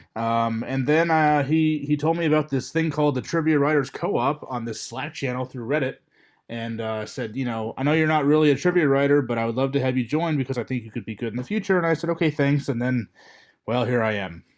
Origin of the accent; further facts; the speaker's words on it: Louisville, Kentucky, United States; I am from Louisville, Kentucky